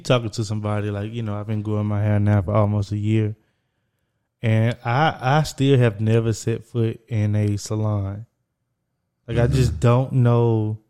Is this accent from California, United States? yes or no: no; Texas, United States; moved away as an adult; also born or lived in Beacon, New York; I'm from Texas.